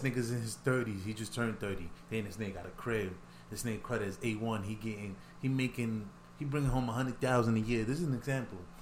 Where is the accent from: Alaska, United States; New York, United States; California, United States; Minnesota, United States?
New York, United States; New York City; I'm from the Bronx